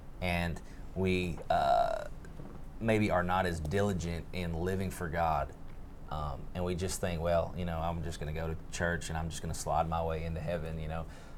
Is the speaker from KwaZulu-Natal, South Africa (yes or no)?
yes; Pietermaritzburg, KwaZulu-Natal, South Africa; born there; I was born in Pietermaritzburg.